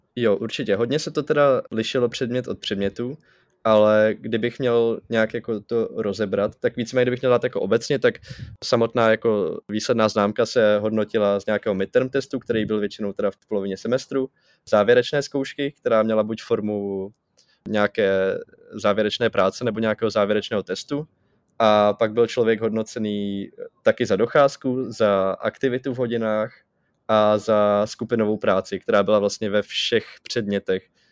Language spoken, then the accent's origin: Czech; Czechia; kolik mi je a že jsem z České republiky